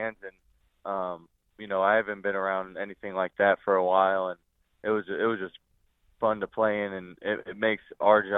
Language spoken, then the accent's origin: English; Eastern Pennsylvania, United States; it's Eastern Pennsylvania